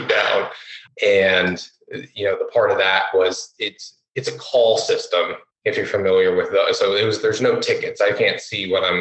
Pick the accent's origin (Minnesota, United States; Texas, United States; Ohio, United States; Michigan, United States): Ohio, United States; Columbus; also born or lived in Florida; I'm from Florida, but I've lived all my life in Columbus, whether it was like a suburb outside of Columbus as a child, both north and south